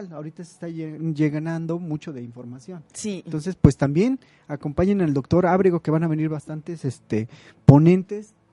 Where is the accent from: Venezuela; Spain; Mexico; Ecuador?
Mexico